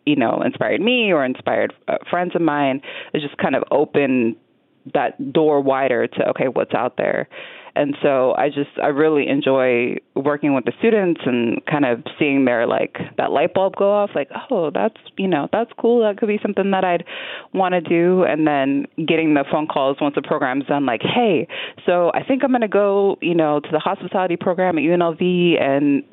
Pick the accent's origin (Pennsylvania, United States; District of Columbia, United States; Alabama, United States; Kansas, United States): District of Columbia, United States; Washington; also born or lived in San Diego; now in Las Vegas, United States; I grew up in Washington, D.C., which is a very international city